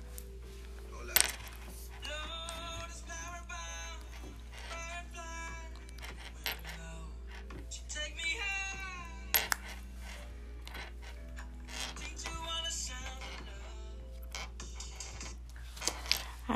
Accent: Chicago, Illinois, United States; I am from Chicago, Illinois.

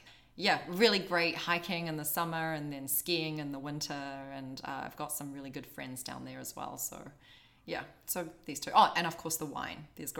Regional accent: Auckland, New Zealand; moved away as an adult; also born or lived in Queenstown, New Zealand; now in Beijing, China; I grew up in Auckland, but I also spent a lot of time in Queenstown. In fact, I was living in Queenstown before I came to Beijing. And so for me, home is kind of between these two places. Auckland is where the family is, where I went to school

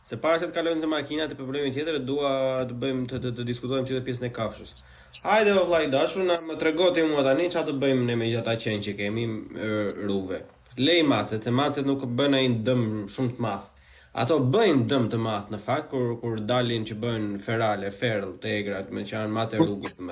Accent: Berat, Berat County, Albania; unë jam nga Berati

